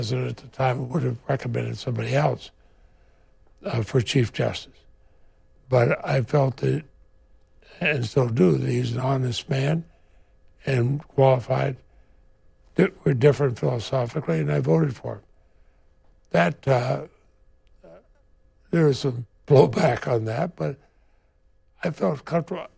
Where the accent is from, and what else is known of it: Vermont, United States